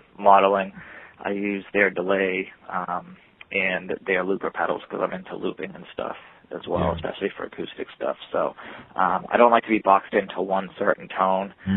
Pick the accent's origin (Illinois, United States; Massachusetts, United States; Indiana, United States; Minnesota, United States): Massachusetts, United States; Boston; I was from Boston